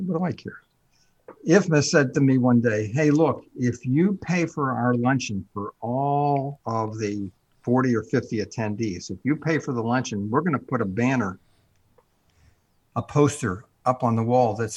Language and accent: English; New York City, New York, United States; I'm from New York City